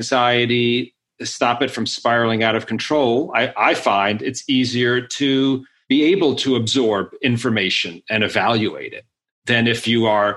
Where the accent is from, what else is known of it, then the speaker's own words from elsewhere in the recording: Northeast, United States; also born or lived in New York / Massachusetts; I grew up in the Northeast in New York and then in Massachusetts